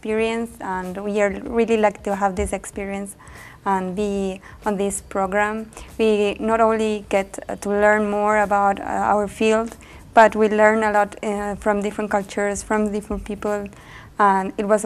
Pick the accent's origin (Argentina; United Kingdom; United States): Argentina; moved away as an adult; I'm from Argentina